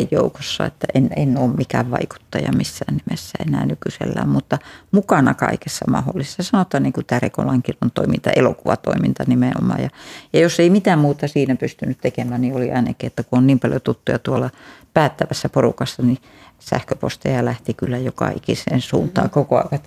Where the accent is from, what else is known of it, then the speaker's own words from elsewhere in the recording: Joensuu, North Karelia, Finland; also born or lived in Havukoski; now in Vantaa, Finland; toinen Suomen urban oli sitten Joensuussa, mistä mä oon kotosin taas.